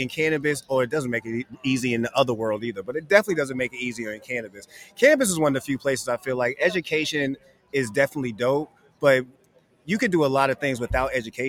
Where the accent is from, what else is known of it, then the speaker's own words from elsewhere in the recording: Boston, Massachusetts, United States; I'm always amped up when I have somebody else from Boston with me who understands when I say I'm from Mattapan.